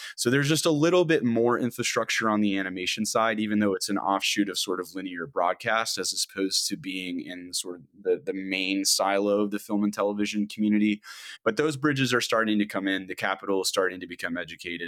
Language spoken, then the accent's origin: English; Georgia, United States; I'm I'm originally from Georgia